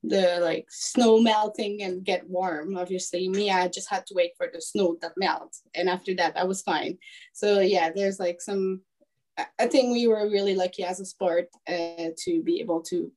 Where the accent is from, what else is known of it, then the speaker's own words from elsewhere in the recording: Quebec, Canada; I'm actually coming from Quebec. But right now, I'm pretty much all over the place in Canada.